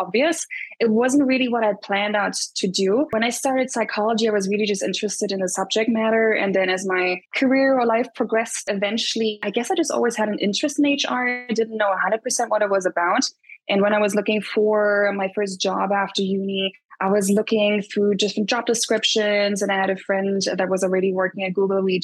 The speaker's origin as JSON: {"language": "English", "region": "Berlin", "country": "Germany", "tie": "born or raised there", "also_born_or_lived": "London / Dublin", "moved": "as an adult", "said": "I grew up in Berlin, but then did my studies in London for 5 years total"}